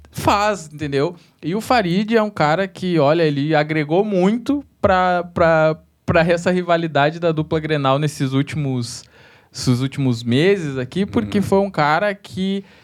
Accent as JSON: {"language": "Portuguese", "region": "Rio Grande do Sul", "country": "Brazil", "said": "Eu sou do Rio Grande."}